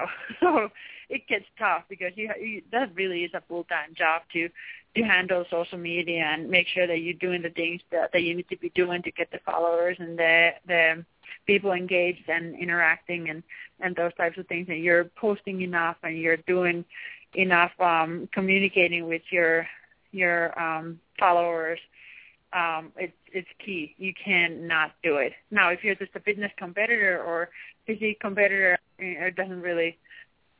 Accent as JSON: {"language": "English", "country": "Finland", "second_language": "English", "moved": "as an adult", "lives_now": "United States", "said": "being from Finland."}